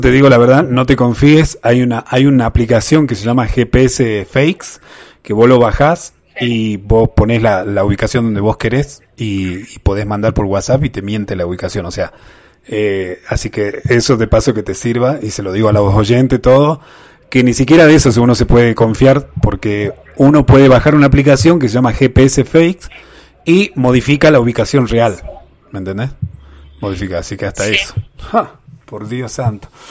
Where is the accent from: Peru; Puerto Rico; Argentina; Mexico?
Argentina; Tilcara, Jujuy; nosotros somos lugareños, somos jujeños, tilcareños